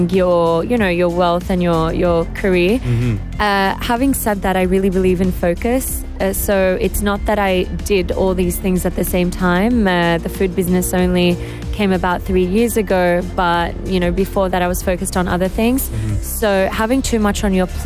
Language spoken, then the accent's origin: English; Australia; moved away as an adult; now in Dubai, United Arab Emirates; I was born and raised in Australia. I'm Lebanese Australian. I lived there my whole life